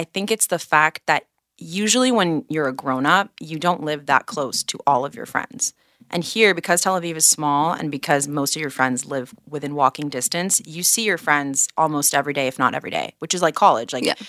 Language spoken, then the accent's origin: English; Singapore; now in Israel; I was born here, and when I was 5, my family moved to Singapore.